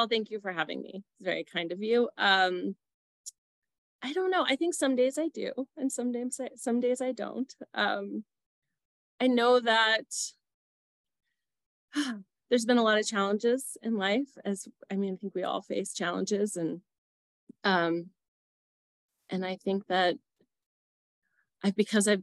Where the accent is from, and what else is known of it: New York City, New York, United States; born or raised there; now in Aurora, United States